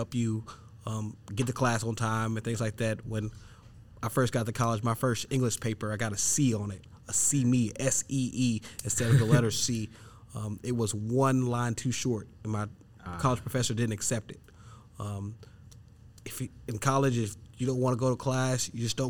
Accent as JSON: {"language": "English", "town": "Murfreesboro", "region": "Tennessee", "country": "United States", "tie": "born or raised there", "said": "Born and raised in Murfreesboro, Tennessee"}